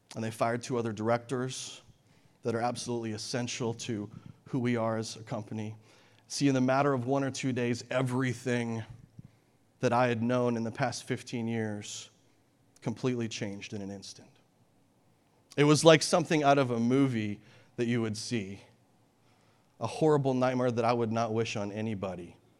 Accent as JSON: {"language": "English", "country": "Canada", "tie": "born or raised there", "moved": "yes", "said": "I grew up in Canada near the mountains"}